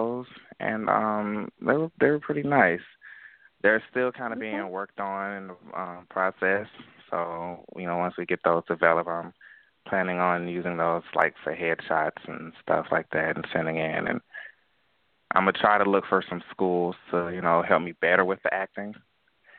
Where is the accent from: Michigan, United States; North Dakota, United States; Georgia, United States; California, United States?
Georgia, United States; Atlanta; I was born and raised in Atlanta, Georgia